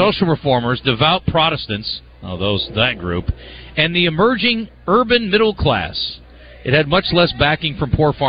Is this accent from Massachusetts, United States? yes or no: no; Polk County, Iowa, United States; I grew up in Polk County, Iowa.